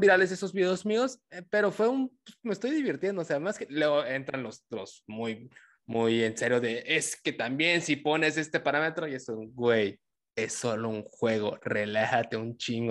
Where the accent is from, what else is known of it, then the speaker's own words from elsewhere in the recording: Tabasco, Mexico; yo soy tabasqueño